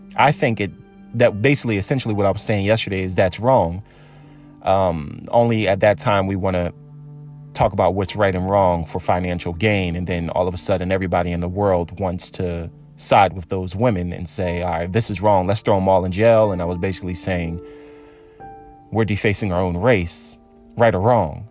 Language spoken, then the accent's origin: English; Philadelphia suburb, Pennsylvania, United States; I was born in Philadelphia. I was raised in a suburb